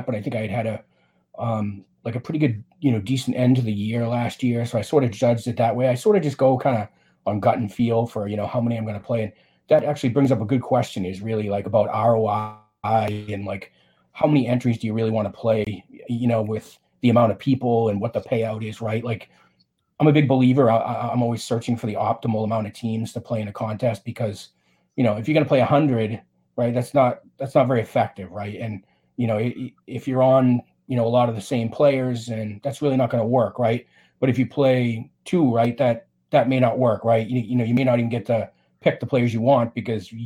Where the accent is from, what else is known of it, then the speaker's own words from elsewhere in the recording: Boston, Massachusetts, United States; I'm from Boston